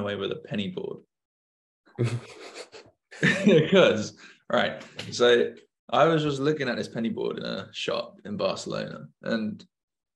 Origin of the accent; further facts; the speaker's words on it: United Kingdom; I was a British, like young guy